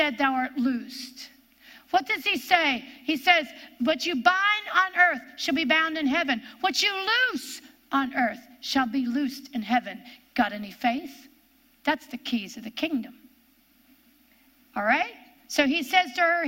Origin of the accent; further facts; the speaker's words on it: Ohio, United States; accent: Ohio; my Ohio accent